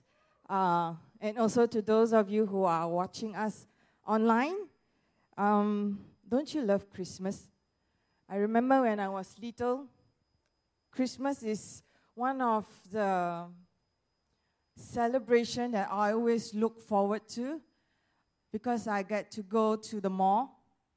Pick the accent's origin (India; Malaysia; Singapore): Malaysia; we are all Malaysian